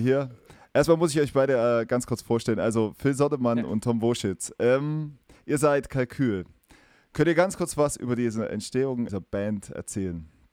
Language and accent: German; East Germany, Germany; accent: East German; now in Erfurt, Germany; meinen äh, ostdeutschen Dialekt